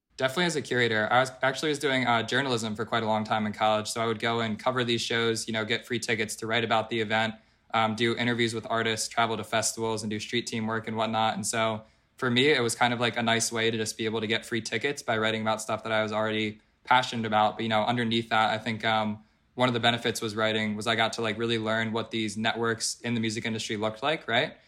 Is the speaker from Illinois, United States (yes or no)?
no; Philadelphia, Pennsylvania, United States; moved away as an adult; also born or lived in Colorado; I'm from Philadelphia, uh, born and raised in Pennsylvania.